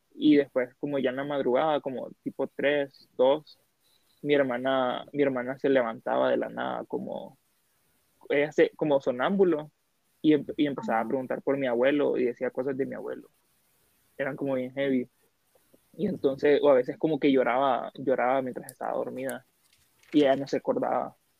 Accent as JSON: {"language": "Spanish", "town": "Siguatepeque", "region": "Comayagua", "country": "Honduras", "lives_now": "Tegucigalpa, Honduras", "said": "yo soy de Cigua, nací en Cigua"}